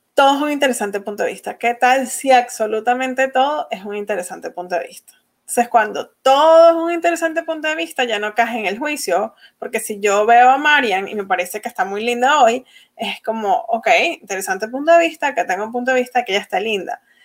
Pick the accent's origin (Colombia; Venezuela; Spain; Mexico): Venezuela; first language Spanish; moved away as an adult; now in United States; yo nací en Venezuela